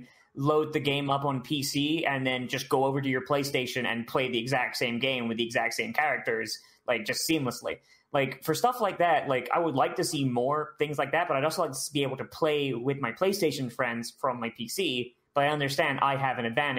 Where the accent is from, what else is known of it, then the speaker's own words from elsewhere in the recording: Florida, United States; I'm from Florida.